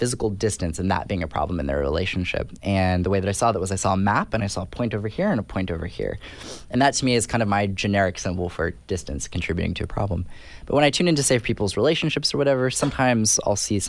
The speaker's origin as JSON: {"language": "English", "region": "California", "country": "United States", "tie": "born or raised there", "said": "I'm from California, and I went to school in California."}